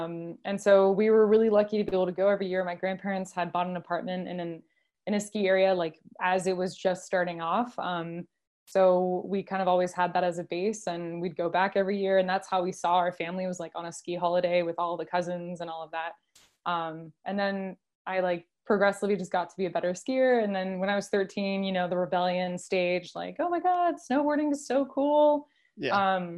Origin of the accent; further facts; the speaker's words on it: France; And then also growing up in France, you have like the coast, the mountains, the countryside.